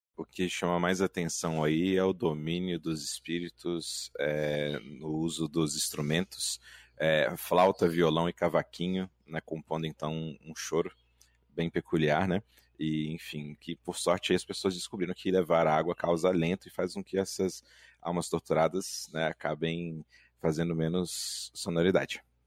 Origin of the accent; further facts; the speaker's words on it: Minas Gerais, Brazil; Eu, enquanto mineiro de Minas Gerais